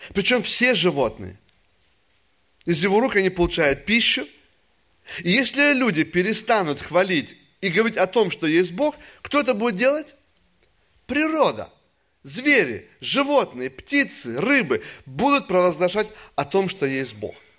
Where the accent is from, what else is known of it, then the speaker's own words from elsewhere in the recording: Russia; Я же вырос в России во время еще атеизма